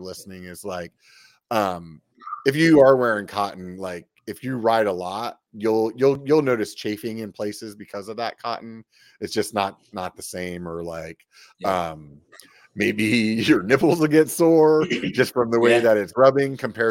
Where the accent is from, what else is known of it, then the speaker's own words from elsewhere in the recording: Pennsylvania, United States; now in Northern California, United States; I'm from Pennsylvania